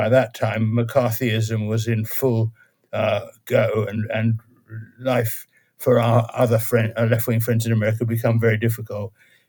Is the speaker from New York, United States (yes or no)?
yes; New York, United States; born there; Well, I was born in the US because my parents were in the US. And I was born in New York.